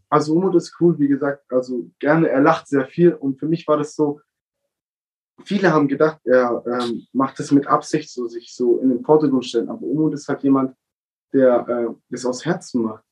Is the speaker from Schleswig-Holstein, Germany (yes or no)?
no; Baden-Württemberg, Germany; Wir Baden-Württemberger